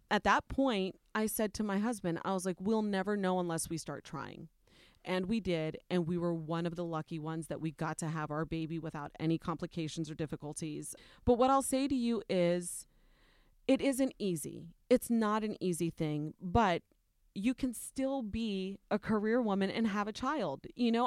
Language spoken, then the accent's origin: English; Ohio, United States; I'm Nicaraguan, but I was born and raised in Ohio, in a predominantly white community